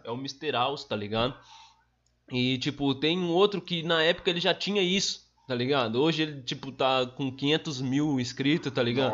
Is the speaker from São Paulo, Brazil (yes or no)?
no; Sarandi, Paraná, Brazil; also born or lived in São Jorge / Arizona (unclear place name) / Mandaguaçu; Sarandi, cresci lá, tipo, até uns 10 anos